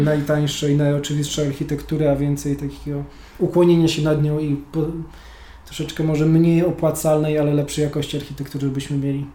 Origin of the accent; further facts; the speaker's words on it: Gdańsk, Pomeranian Voivodeship, Poland; Sam się wychowałem w falowcu